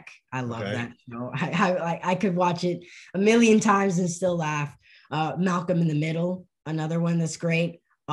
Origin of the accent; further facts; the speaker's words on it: Vancouver, British Columbia, Canada; also born or lived in Montreal, Canada; I was born in Montreal, Canada, and then I moved to Vancouver when I was one